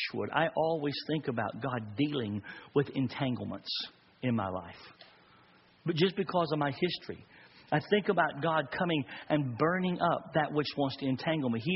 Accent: Texas, United States; I'm a Texas boy, and I grew up in the country in Texas

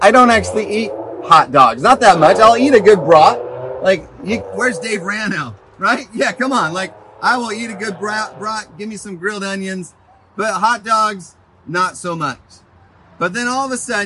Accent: Pacific Northwest, United States; we're from the Northwest.

